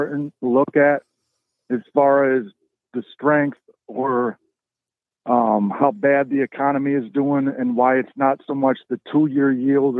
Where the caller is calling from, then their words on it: Syracuse, New York, United States; I'm calling from Syracuse, New York